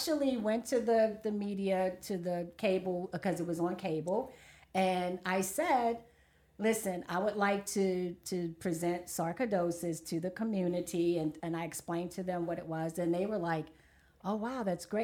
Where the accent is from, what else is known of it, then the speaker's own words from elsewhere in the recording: Baltimore, Maryland, United States; Born and raised in West Baltimore